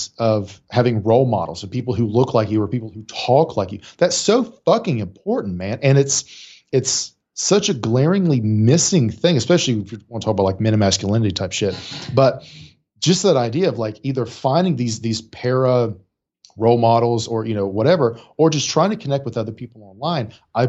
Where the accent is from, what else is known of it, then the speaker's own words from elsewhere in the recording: Appalachia, United States; I actively tried to lose my accent because I was like, well, successful people don't sound like me. Like I'm from up a holler. Nobody sounds like that.